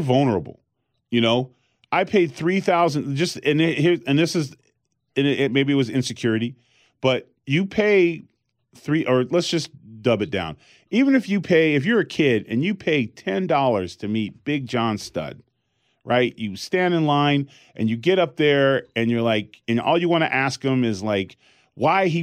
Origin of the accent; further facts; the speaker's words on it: California, United States; growing up in California.